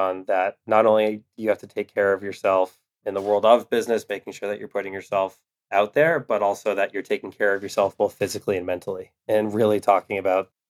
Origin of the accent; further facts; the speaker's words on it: Westwood, Massachusetts, United States; Manny's from Wellesley, I'm from Westwood. So we grew up 15 minutes apart